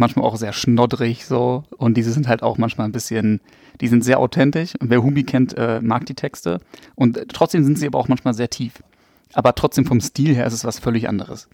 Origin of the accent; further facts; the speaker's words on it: Berlin, Germany; Ich komme auch aus Berlin. Also bin auch in Berlin geboren